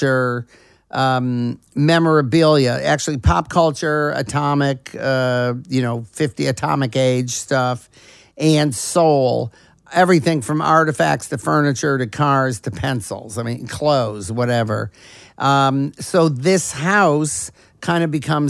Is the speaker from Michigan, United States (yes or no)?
yes; Detroit, Michigan, United States; growing up in Detroit at the time when Motown was coming up